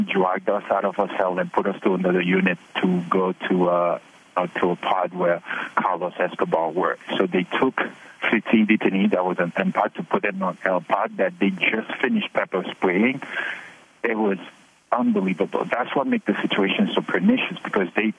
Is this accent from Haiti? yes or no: yes; Haiti; now in United States; I'm a legal permanent resident for 30 years. I was born in Haiti.